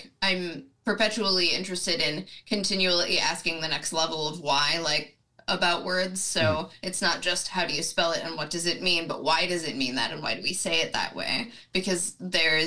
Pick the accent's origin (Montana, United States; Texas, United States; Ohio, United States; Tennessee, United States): Tennessee, United States; moved away as an adult; I'm originally from Tennessee. I spent the first 18 years of my life there.